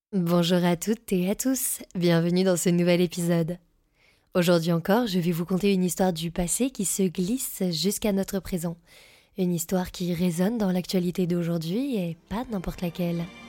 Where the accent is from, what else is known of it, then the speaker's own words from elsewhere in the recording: France; je suis française